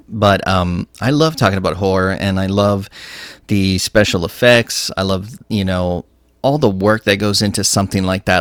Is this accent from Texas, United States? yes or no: yes; Texas, United States; I'm from Texas